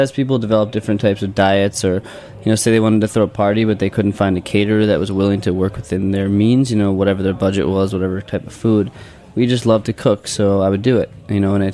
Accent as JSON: {"language": "English", "town": "Philadelphia", "region": "Pennsylvania", "country": "United States", "said": "Did you know that we're from Philadelphia?"}